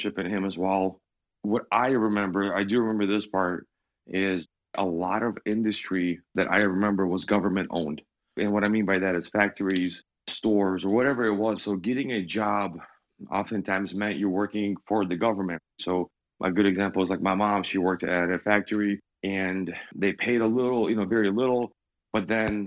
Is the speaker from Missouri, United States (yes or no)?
no; Michigan, United States; also born or lived in Ukraine; we moved in 96 from Ukraine to Michigan